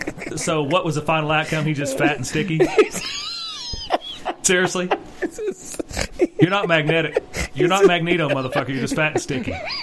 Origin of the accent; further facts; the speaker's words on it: Oklahoma, United States; we are from Oklahoma